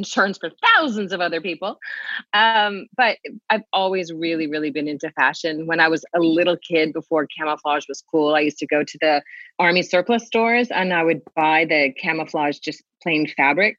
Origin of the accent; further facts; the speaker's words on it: Southern California, United States; moved away as an adult; now in Hawaii, United States; born and raised in Southern California, live in Hawaii.